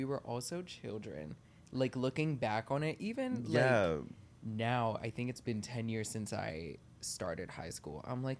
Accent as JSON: {"language": "English", "region": "Maryland", "country": "United States", "tie": "born or raised there", "also_born_or_lived": "Bushwick, Brooklyn", "moved": "yes", "lives_now": "New York City, United States", "said": "I grew up in Maryland."}